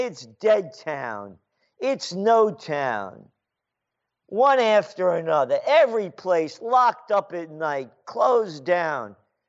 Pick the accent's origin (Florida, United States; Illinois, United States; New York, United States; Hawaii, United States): Illinois, United States; Chicago; And I wanted to go down because we're from Chicago originally.